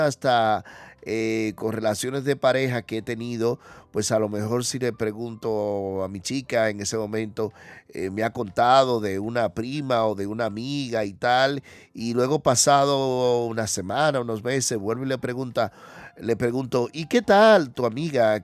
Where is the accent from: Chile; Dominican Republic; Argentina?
Dominican Republic; now in Spain; los dominicanos somos muy extrovertidos